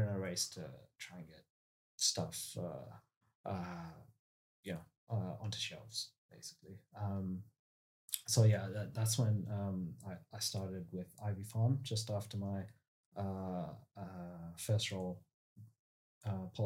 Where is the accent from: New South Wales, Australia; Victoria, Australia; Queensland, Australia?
Victoria, Australia; Melbourne; moved away as an adult; also born or lived in United States; I grew up in Melbourne, so in the southeast suburbs. Since I was one, I've lived there.